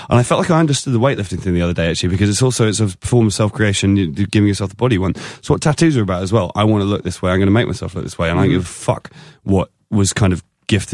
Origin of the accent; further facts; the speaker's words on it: England, United Kingdom; I'm English